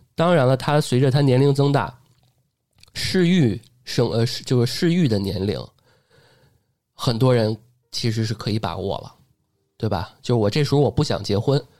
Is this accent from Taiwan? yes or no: no; Beijing, China; 因为我一北京土生土长，但是最后我还得交借读费、赞助费